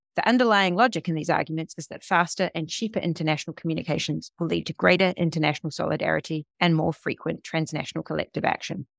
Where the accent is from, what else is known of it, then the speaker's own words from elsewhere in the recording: New Zealand; moved away; also born or lived in Berlin; I'm from New Zealand